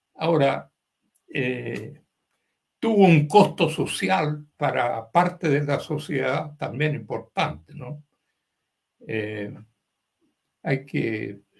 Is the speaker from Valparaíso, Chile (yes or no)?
yes; Valparaíso, Chile; also born or lived in Santiago, Chile / Davis, California, United States / Limache, Chile; yo viví con ellos en mi juventud temprana, hasta los 12 años por ahí, cuando estudié en la escuela italiana en Valparaíso